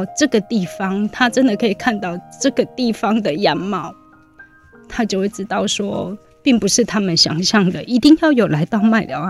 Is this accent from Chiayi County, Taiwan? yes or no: yes; Dalin, Chiayi County, Taiwan; now in Mailiao, Taiwan; 因为我我是嘉义县大林嘛，那我们隔壁就是云林的大埤啊、斗南啊